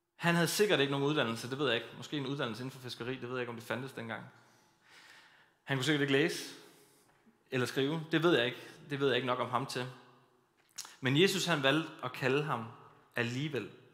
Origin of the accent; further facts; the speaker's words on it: Kolding, Southern Denmark, Denmark; Jeg kommer fra Kolding, fra apostolsk Mekka, som vi kalder det